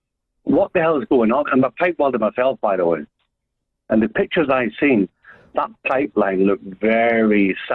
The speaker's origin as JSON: {"language": "English", "region": "Scotland", "country": "United Kingdom", "tie": "born or raised there", "also_born_or_lived": "Ireland", "moved": "yes", "lives_now": "Schleswig-Holstein, Germany", "said": "I'm an Irishman, born in Scotland, but I'm working in Germany."}